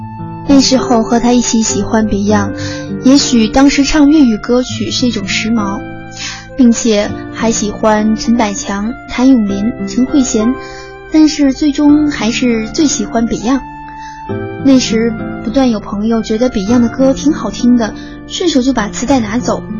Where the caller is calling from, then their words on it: Tokyo, Japan; 大家好，我是来自东京的听友…。